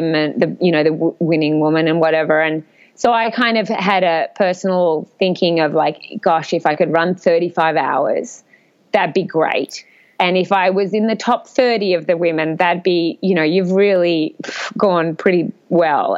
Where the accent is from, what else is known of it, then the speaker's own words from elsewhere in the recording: Australia; as third Australian girl. And, you know, we come from a pretty flat country